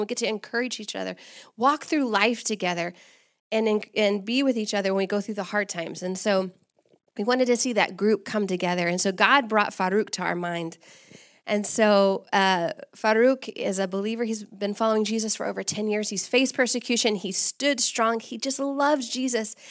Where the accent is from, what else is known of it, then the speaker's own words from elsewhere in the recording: Texas, United States; moved away as an adult; also born or lived in Sudan / Kenya; now in Comoros; I'm actually from Texas